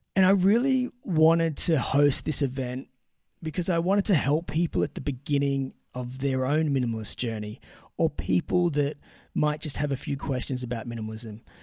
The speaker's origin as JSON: {"language": "English", "town": "Newcastle", "region": "New South Wales", "country": "Australia", "tie": "born or raised there", "said": "my hometown of Newcastle"}